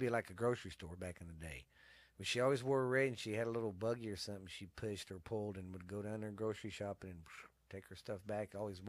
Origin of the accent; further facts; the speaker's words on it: Mineral Wells, Texas, United States; In the 80s, I grew up here in Mineral Wells